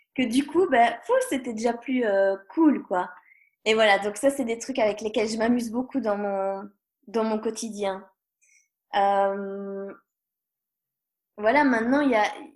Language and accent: French; Belgium; je suis belge